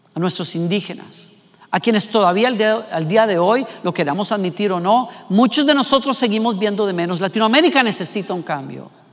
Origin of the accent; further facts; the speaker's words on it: Costa Rica; como costarricense que soy